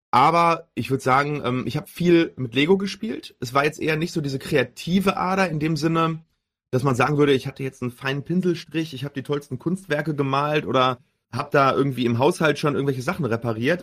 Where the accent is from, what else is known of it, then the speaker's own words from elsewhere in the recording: Herne, North Rhine-Westphalia, Germany; also born or lived in Duisburg / Münster; bin geboren in Duisburg, aufgewachsen in Herne im schönen Ruhrgebiet